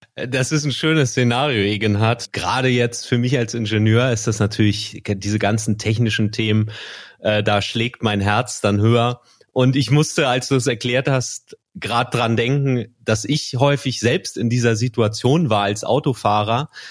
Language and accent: German; Schleswig-Holstein, Germany; ich bin in Schleswig-Holstein gro groß geworden